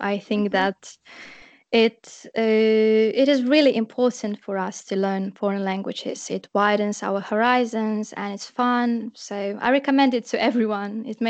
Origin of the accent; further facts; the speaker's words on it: Russia; moved away as an adult; now in Poland; I'm from Russia, and yeah, as you already know